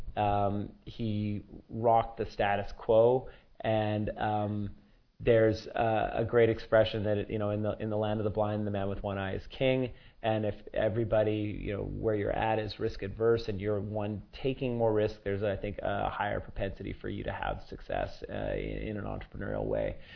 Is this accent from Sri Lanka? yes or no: yes; Sri Lanka; moved away; I come from Sri Lanka